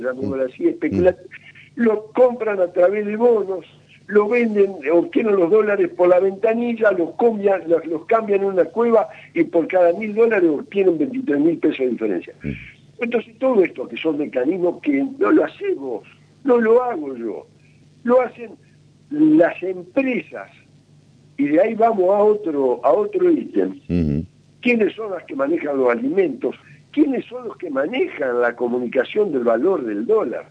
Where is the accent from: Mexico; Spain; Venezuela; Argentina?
Argentina